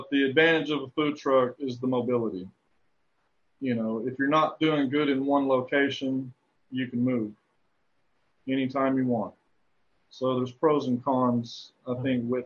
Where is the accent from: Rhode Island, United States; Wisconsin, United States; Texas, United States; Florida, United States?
Texas, United States; heavily influenced by being a Texan